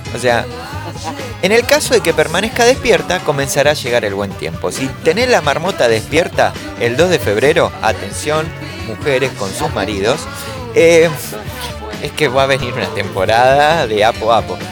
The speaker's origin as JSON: {"language": "Spanish", "town": "Caseros", "region": "Buenos Aires Province", "country": "Argentina", "said": "Yo soy de Casero"}